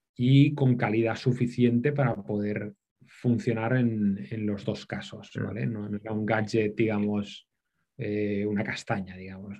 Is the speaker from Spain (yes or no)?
yes; Barcelona, Catalonia, Spain; moved away as an adult; also born or lived in Thailand; Yo soy de Barcelona